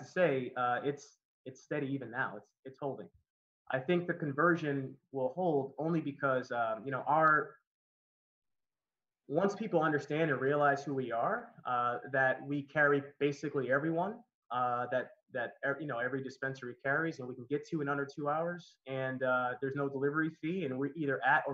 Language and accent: English; Connecticut, United States; moved away as an adult; also born or lived in Miami / Old San Juan, Puerto Rico; now in Los Angeles, United States; I'm originally from Connecticut, and I moved to Miami. I've been there almost 11 years